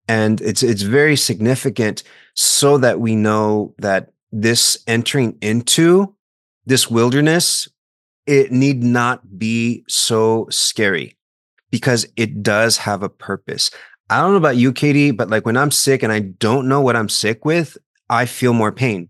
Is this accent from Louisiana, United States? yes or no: no; South Texas, United States; moved away; I'm from South Texas